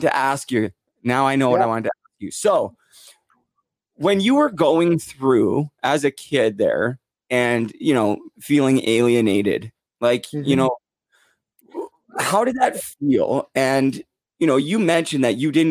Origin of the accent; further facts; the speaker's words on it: Port Coquitlam, British Columbia, Canada; that's where I'm from, is Port Coquitlam, same hometown as Terry Fox